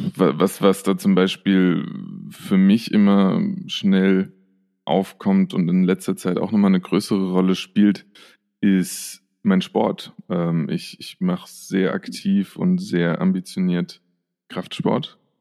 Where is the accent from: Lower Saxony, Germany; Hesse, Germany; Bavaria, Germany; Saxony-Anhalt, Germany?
Hesse, Germany; near Frankfurt; moved away as an adult; now in Vienna, Austria; ich komme ja aus der Nähe von Frankfurt ursprünglich